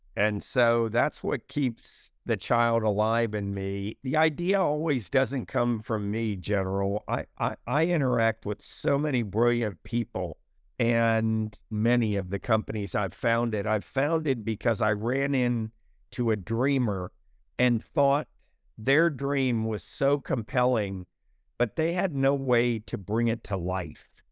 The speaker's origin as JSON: {"language": "English", "country": "United States", "tie": "born or raised there", "said": "I had a fantastic childhood growing up in America in the sixties and the seventies"}